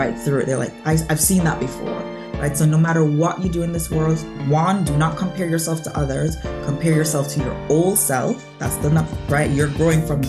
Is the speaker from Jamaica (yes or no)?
yes; Jamaica; moved away; I was born in Jamaica. So as an immigrant, I came here